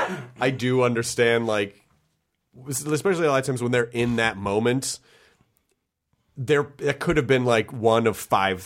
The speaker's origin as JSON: {"language": "English", "town": "Memphis", "region": "Tennessee", "country": "United States", "tie": "born or raised there", "also_born_or_lived": "Kentucky / Denver / Florida", "lives_now": "Los Angeles, United States", "said": "I was born in Kentucky, but I always say I'm from Tennessee because I spent a considerable chunk of my childhood there."}